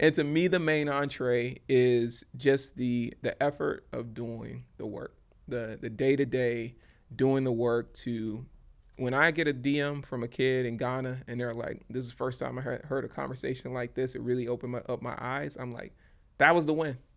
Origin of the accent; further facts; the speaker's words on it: Baton Rouge, Louisiana, United States; moved away; my hometown of Baton Rouge, Louisiana